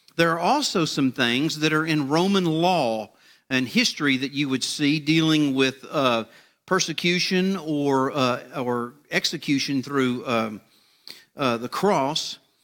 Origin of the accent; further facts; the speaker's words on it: United States; my hometown, uh, over in Liberty County